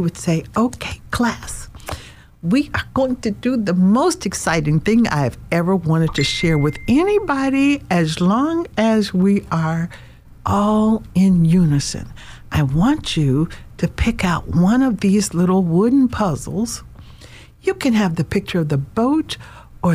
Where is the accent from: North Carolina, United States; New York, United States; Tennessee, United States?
Tennessee, United States; Nashville; I am a country girl, like you said, from Nashville, Tennessee